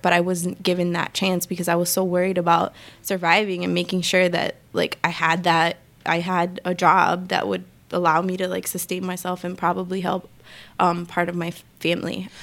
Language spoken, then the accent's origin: English; New York City, New York, United States; also born or lived in Dominican Republic; I grew up, I'm from the Bronx. I grew up in New York and lived here my whole life.